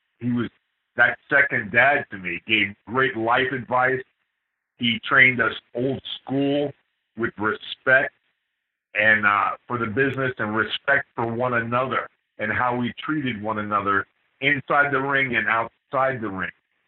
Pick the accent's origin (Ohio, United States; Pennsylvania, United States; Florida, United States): Florida, United States; Miami; I was born and raised down in Miami, Florida